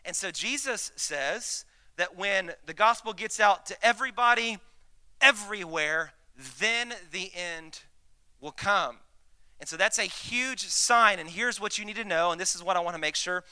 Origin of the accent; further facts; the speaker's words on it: Dallas, Texas, United States; I'm from Dallas